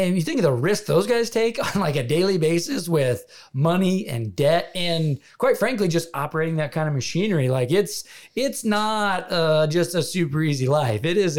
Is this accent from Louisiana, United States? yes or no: no; Iowa, United States; I grew up in Iowa, kinda. I had never been in a combine or been in a tractor, or like, we had 100 acres of pure timber.